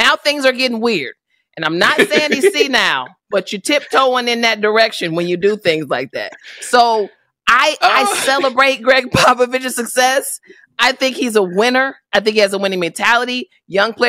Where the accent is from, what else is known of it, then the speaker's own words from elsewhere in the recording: Chicago, Illinois, United States; I'm from Chicago.